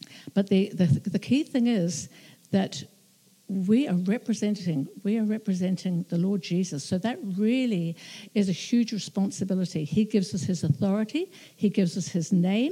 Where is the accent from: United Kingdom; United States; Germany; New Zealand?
New Zealand; being a New Zealander